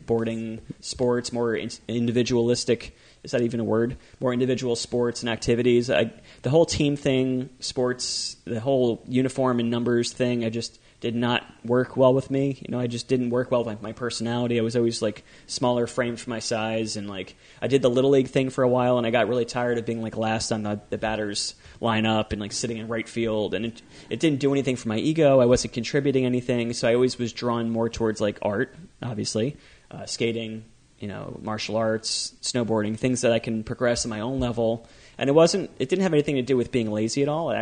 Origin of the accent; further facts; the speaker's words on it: Howell, New Jersey, United States; I grew up in Howell, nice little suburban town, about 15 minutes from the beach-ish